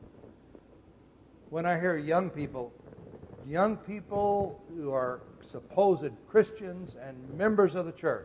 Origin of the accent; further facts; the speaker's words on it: Muskogee, Oklahoma, United States; I was born in Muskogee, General Hospital, Muskogee, Oklahoma